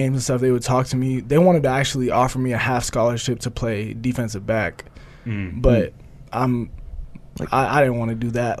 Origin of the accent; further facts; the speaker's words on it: Oregon, United States; moved away as an adult; I'm from Oregon.